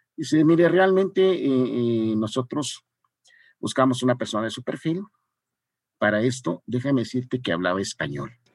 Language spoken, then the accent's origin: Spanish; Mexico